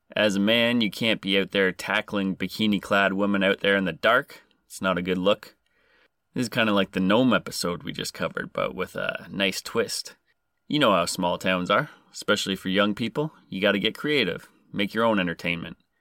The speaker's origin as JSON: {"language": "English", "country": "Canada", "said": "I am Canadian"}